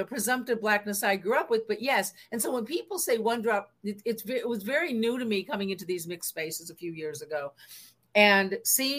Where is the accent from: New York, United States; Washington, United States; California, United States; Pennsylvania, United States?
Washington, United States; Seattle; I'm from Seattle, Washington. I grew up in the pre-gentrified hood